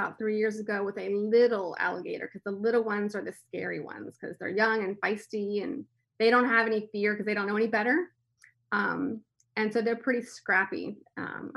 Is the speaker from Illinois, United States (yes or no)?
no; Miami, Florida, United States; I was born in Miami, and so we would travel the Everglades quite a bit